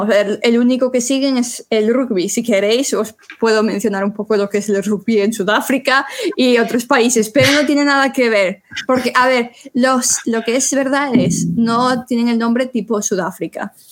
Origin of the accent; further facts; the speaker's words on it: Spain; a ver, somos españoles, nosotros nos explicamos el fútbol porque es lo primero que nos explican desde primaria.